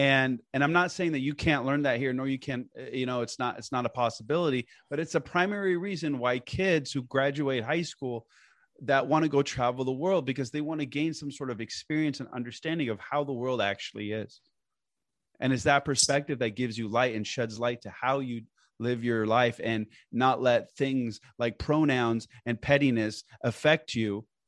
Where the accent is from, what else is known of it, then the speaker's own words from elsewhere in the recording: Portland, Oregon, United States; also born or lived in Lebanon; So I was born and raised in Portland, Oregon, but I lived in Beirut, Lebanon for, I would say, a good chunk of my childhood, you know, 10, 15 years.